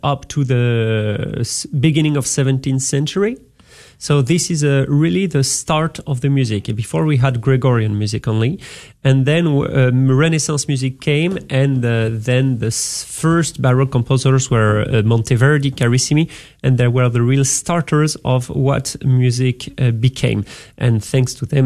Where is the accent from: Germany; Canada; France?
France; English is a second language; moved away as an adult; now in Dallas, United States; I'm working in Dallas or in France